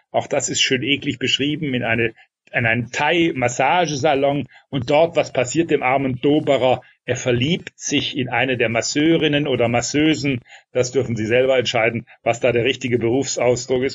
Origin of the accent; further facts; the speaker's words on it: Heilbronn, Baden-Württemberg, Germany; Das ist meine Geburtsstadt, die diesen Roman die entscheidende Rolle spielt. Das ist Heilbronn am Neckar